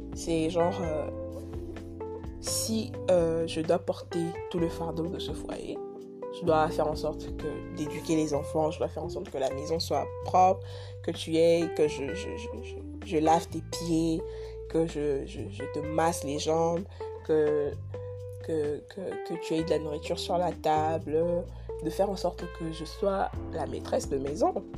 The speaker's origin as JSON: {"language": "French", "country": "DR Congo", "lives_now": "Kinshasa, Democratic Republic of the Congo", "said": "je suis Congolais, je suis à Kinshasa"}